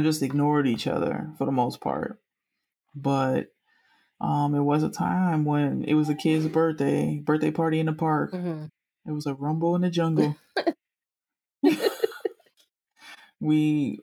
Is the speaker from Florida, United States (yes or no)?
yes; Miami, Florida, United States; I'm from Miami